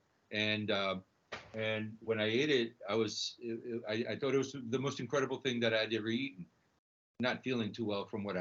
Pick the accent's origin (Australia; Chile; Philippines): Chile; Santiago, Santiago Metropolitan Region; now in New York, United States; I'm originally from Chile. I was born in Santiago, and my family emigrated here.